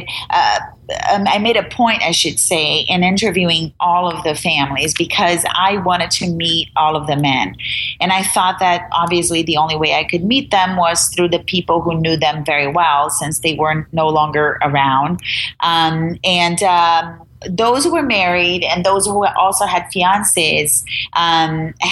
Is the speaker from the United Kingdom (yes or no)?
no; Brazil; English is a second language; moved away as an adult; now in United States; I'm an immigrant. I'm from Brazil.